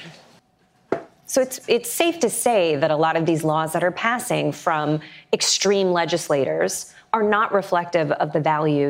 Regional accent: Kentucky, United States; now in New York City, United States; I live here in New York City, but my heart and liver damage are from my home state of Kentucky.

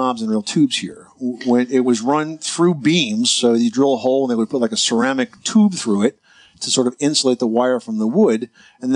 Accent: New Jersey, United States; my home state of New Jersey

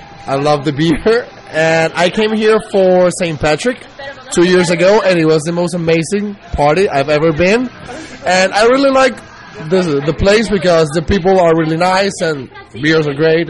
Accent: Venezuela; now in Panama; I am from Venezuela. I am 25 years old. I'm an English teacher here in Panama.

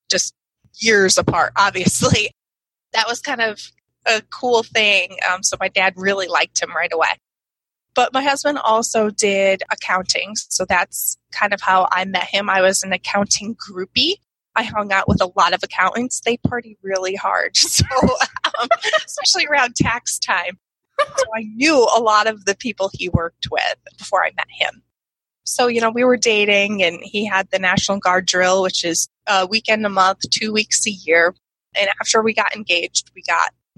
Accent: Connecticut, United States; now in Peoria, United States; He came to my hometown, which wasn't too far from his, but I had never gone to that part of Connecticut, really, even though Connecticut's really small

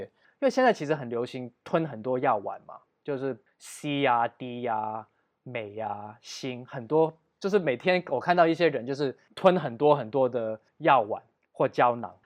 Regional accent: Taiwan; 我们亚洲人或者我们台湾人的体能可能比较比起黑人或者比起欧美的白人可能比较逊色

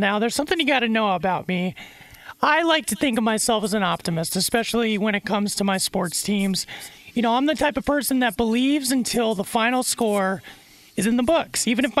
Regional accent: San Diego, California, United States; Another thing you got to know about me, I'm born and raised in San Diego.

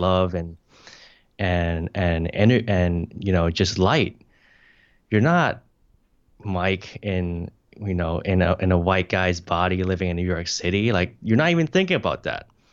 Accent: Hong Kong; moved away; also born or lived in United States; I'm an immigrant from Hong Kong to the U S

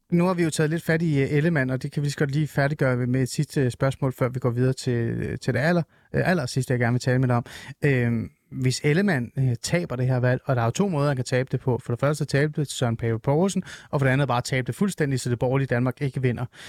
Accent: Iran; now in Denmark; jeg er jo iraner

